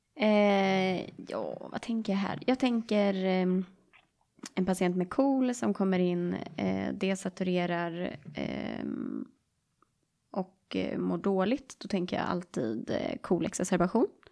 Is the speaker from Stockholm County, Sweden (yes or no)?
yes; Stockholm, Stockholm County, Sweden; accent: Stockholm; jag är från Stockholm